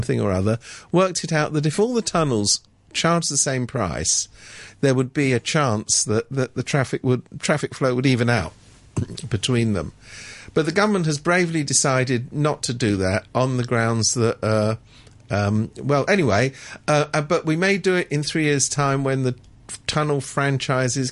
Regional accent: London, United Kingdom; moved away as an adult; now in Hong Kong; I come from London

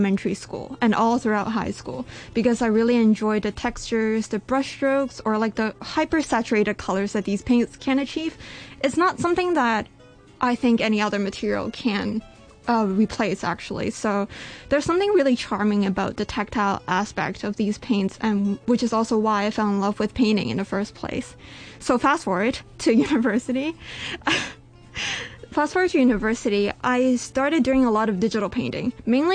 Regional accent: Canada; now in Hong Kong; I was born in Canada

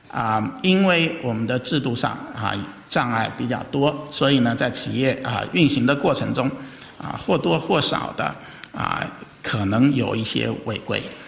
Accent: China; 我有幸呢是，呃，代表中国的，呃，这个学者参加那个专家组

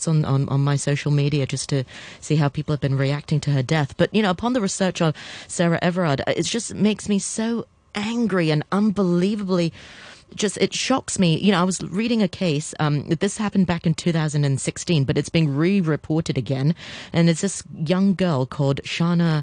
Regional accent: Hong Kong; also born or lived in United Kingdom; I'm born and bred in Hong Kong.

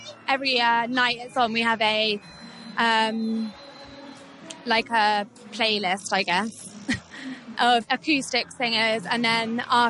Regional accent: United States; moved away as an adult; now in Hong Kong; I'm from the U.S.

